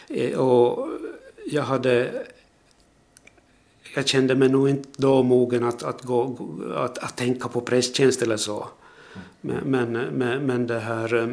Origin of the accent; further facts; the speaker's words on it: Purmo, Pedersöre, Ostrobothnia, Finland; moved away as an adult; also born or lived in Jakobstad / Turku; now in Korsnäs, Finland; gick i skola i en by som heter Åvist, folkskolan där och sen, sen eh, när eh, Sursiks skola var riktigt nybyggd så började jag i kommunala försöksmellanskolan där. Och gymnasium fanns inte i Pedersöre